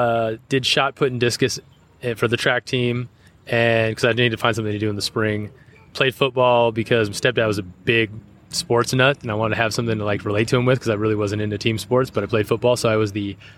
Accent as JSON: {"language": "English", "region": "Southern California", "country": "United States", "tie": "born or raised there", "also_born_or_lived": "Whidbey Island, Washington / Twentynine Palms, California", "said": "But 2 years into my life, parents moved to Southern California because my dad was in the Navy, so he was restationed down in SoCal."}